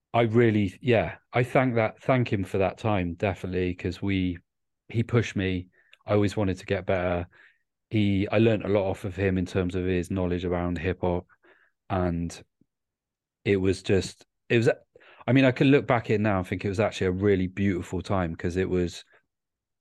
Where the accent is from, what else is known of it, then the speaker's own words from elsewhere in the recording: Bristol, South West England, United Kingdom; moved away; also born or lived in Cardiff; I'm from Bristol originally